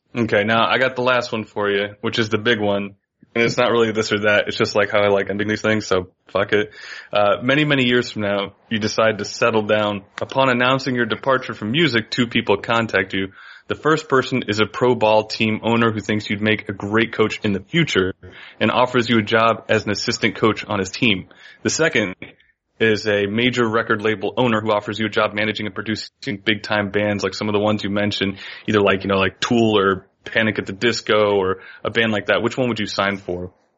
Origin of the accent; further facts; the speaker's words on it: Florida, United States; I'm from Florida, yeah. man. I'm a subtropical environment guy